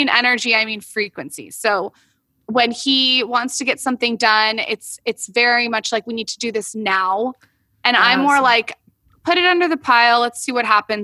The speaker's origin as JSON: {"language": "English", "town": "San Diego", "region": "California", "country": "United States", "also_born_or_lived": "West Hollywood", "moved": "as an adult", "lives_now": "Los Angeles, United States", "said": "we're new to LA because we're from San Diego."}